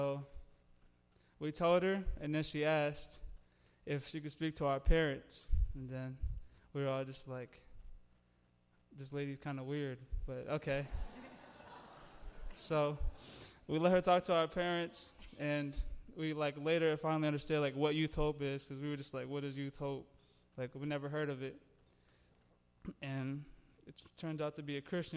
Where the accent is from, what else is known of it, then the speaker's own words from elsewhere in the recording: East Moline, Illinois, United States; I grew up in East, well, I still live in East Moline